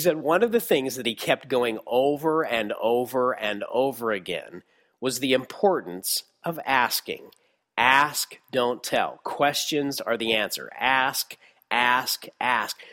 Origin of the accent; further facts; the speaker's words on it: Texas, United States; my hometown in Texas